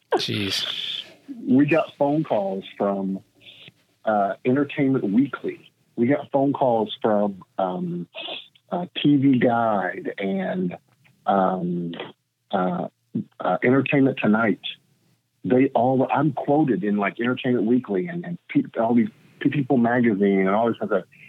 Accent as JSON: {"language": "English", "region": "Tennessee", "country": "United States", "also_born_or_lived": "Florida", "moved": "as an adult", "lives_now": "Los Angeles, United States", "said": "I'm originally from Tennessee, and I came to Los Angeles in 1998"}